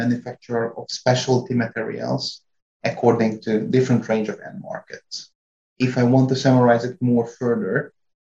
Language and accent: English; Hungary; English is a second language; moved away as an adult; also born or lived in France; now in North Carolina, United States; I was born and raised in Hungary